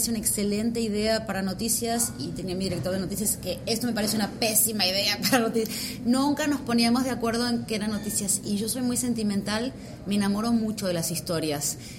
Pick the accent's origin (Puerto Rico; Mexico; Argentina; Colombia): Argentina; moved away as an adult; now in United States; yo ya me vine de Argentina, lo más difícil, ya me hice la green card, todo